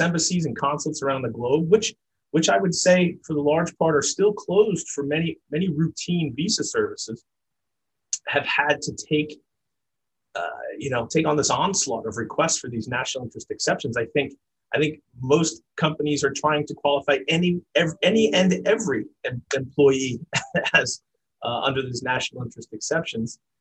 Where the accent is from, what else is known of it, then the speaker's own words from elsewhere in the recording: New York City, New York, United States; I grew up in New York City